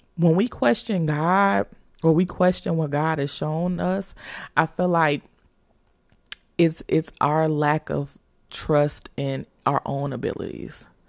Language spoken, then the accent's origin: English; Chicago, Illinois, United States; we're from Chicago, so we're used to snow